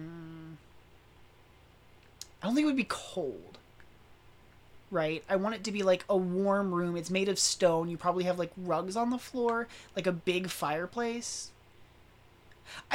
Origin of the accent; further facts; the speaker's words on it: the South, United States; I grew up in the South